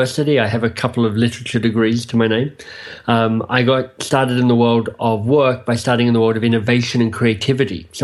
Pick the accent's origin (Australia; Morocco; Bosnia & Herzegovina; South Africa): Australia; moved away as an adult; also born or lived in England / Boston; now in Toronto, Canada; I am Australian by birth and have found myself now living in Canada